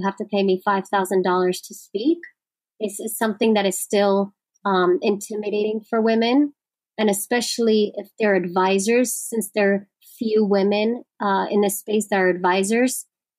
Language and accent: English; New York, United States; I'm a New Yorker